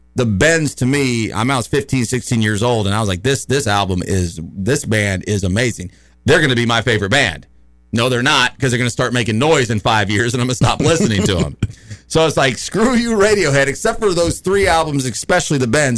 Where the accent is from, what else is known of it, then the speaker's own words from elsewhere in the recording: United States; I'm an American